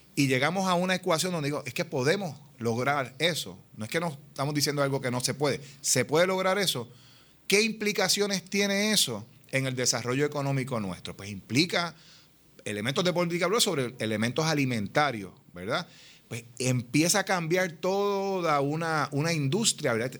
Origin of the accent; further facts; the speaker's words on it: Puerto Rico; somos puertorriqueñas, puertorriqueños, todos los que estamos aquí trabajando para el país